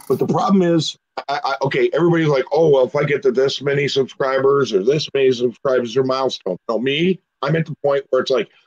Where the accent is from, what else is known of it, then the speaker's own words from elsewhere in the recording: Puerto Rico; I was I'm I'm Puerto Rican, but I was raised in the Irish culture because my Irish side of my family